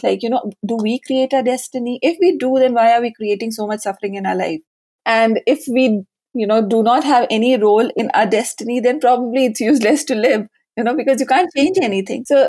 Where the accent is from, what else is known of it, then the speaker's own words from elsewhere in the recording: Lucknow, Uttar Pradesh, India; moved away as an adult; also born or lived in Mumbai; I finished my schooling in Lucknow. We are basically from Lucknow